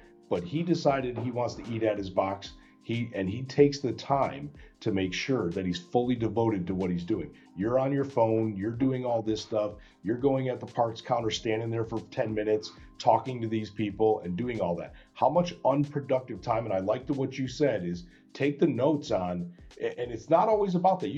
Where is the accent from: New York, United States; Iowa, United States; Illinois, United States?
Illinois, United States; Chicago; I come from Chicago